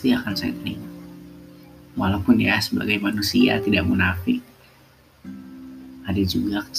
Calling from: Yogyakarta, Special Region of Yogyakarta, Indonesia; Salam hangat dari saya dari Yogyakarta.

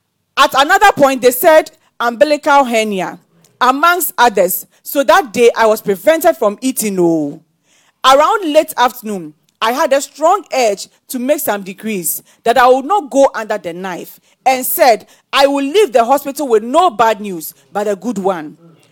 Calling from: Nigeria

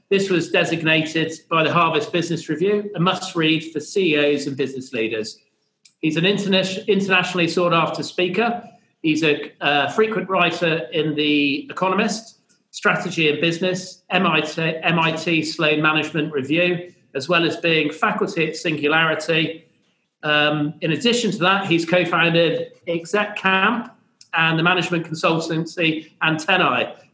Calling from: Melbourne, Victoria, Australia; And um, I'm joining here from Melbourne.

